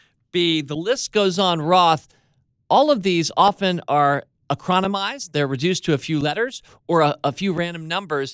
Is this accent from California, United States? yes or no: no; Washington, District of Columbia, United States; We grew up in Georgetown